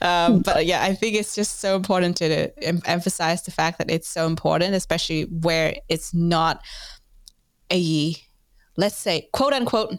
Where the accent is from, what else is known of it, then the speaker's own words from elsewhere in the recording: Vietnam; but I'm originally from Vietnam, a country where we don't talk about sex education nearly enough.